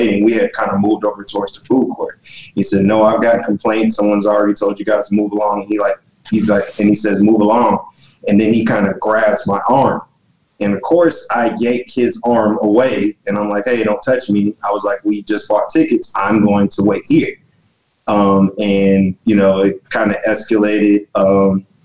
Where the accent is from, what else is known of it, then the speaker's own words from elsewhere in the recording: Los Angeles, California, United States; now in Georgia, United States; was born in Los Angeles, California, and I was there during the Rodney King riots